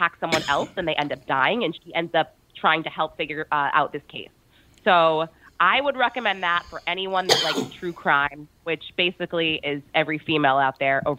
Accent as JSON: {"language": "English", "town": "Bedford", "region": "New Hampshire", "country": "United States", "tie": "born or raised there", "said": "I think where I grew up in Bedford, New Hampshire is so amazing because you're an hour from the city, which is Boston, an hour from the beach"}